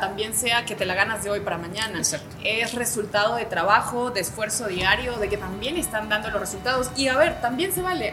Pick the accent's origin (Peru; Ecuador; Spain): Peru; Soy peruana de nacionalidad